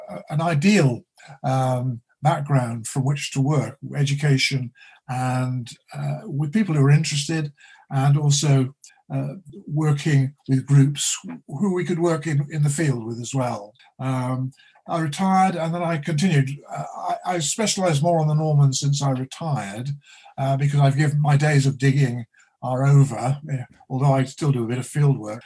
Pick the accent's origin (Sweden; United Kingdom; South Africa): United Kingdom; Shropshire, West Midlands; also born or lived in Oxford; I was born in Shropshire in the Welsh Marches